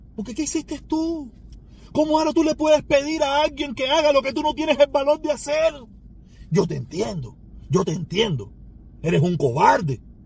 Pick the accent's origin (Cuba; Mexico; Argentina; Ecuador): Cuba; mi pueblo cubano